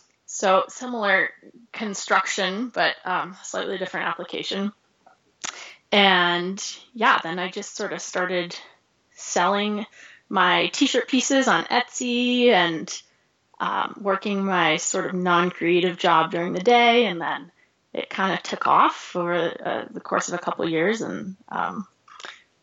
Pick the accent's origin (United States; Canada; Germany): United States; Northeast; moved away as an adult; now in Missoula, United States; I grew up in the Northeast, so I grew up skiing in Vermont and New Hampshire and Maine